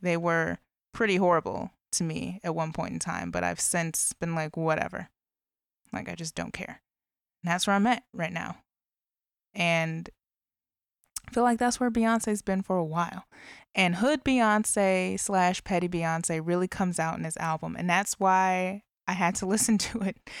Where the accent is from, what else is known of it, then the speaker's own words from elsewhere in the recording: Illinois, United States; in Illinois as well, my home state